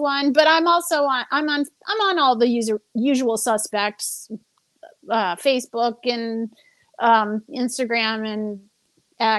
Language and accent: English; New Orleans, Louisiana, United States; also born or lived in Hollywood; now in Los Angeles, United States; I'm from New Orleans